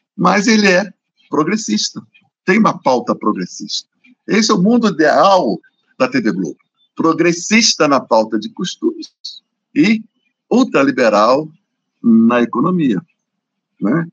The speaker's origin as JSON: {"language": "Portuguese", "region": "Rio de Janeiro", "country": "Brazil", "said": "eu sou carioca"}